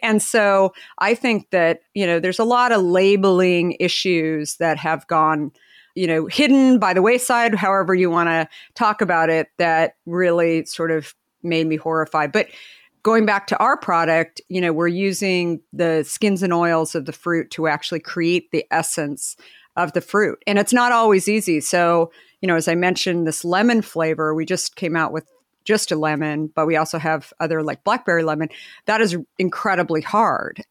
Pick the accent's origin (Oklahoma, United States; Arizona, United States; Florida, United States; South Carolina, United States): Arizona, United States; Phoenix; Phoenix, Scottsdale area